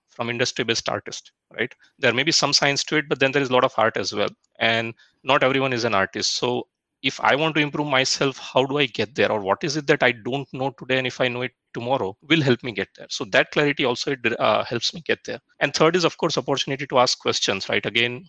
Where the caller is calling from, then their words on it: Bangalore, Karnataka, India; I'm joining from Bangalore.